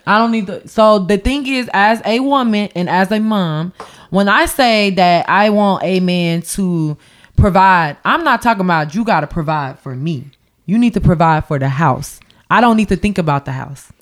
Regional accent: Champaign, Illinois, United States; I grew up being the token black girl because I am from Champaign, Illinois

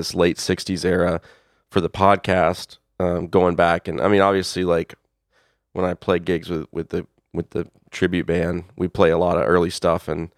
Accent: the South, United States; I grew up in the South

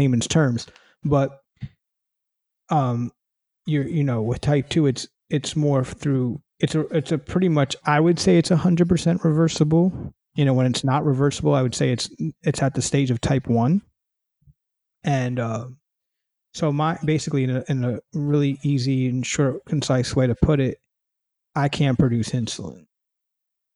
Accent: New York City, New York, United States; moved away as an adult; now in California, United States; I live in California now. I'm originally from New York City

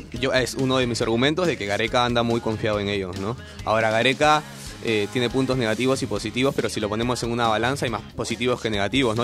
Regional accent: Peru; somos peruanos

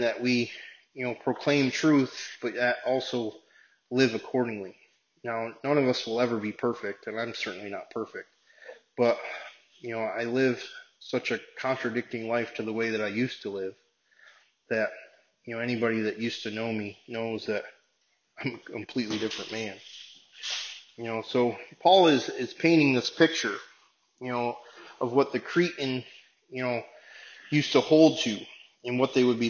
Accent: Binghamton, New York, United States; my hometown of Binghamton

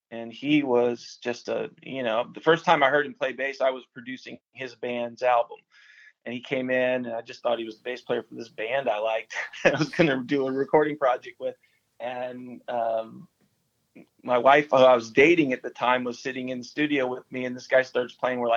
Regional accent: Nashville, Tennessee, United States; my mom uh, moved to Nashville, Tennessee, uh, and so we moved to Nashville. I grew up in Nashville.

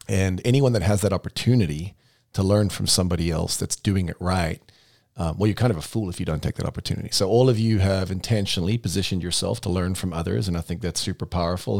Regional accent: South Africa; moved away as an adult; now in United States; I came from South Africa where all houses were built like the third little piggy

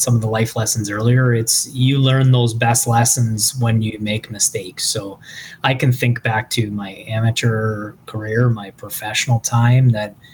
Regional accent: Thorold, Ontario, Canada; I'm from Thorold

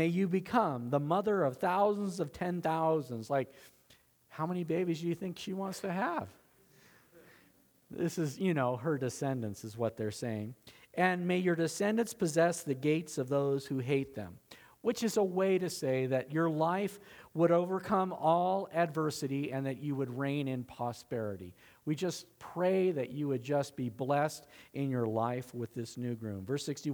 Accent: Southern California, United States; we grew up in Southern California, and all my family's from Nebraska

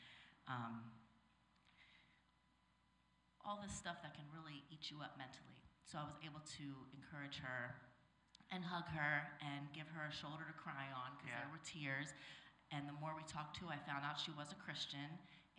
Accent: Maryland, United States; moved away as an adult; now in Los Angeles, United States; I'm from Maryland, the East Coast

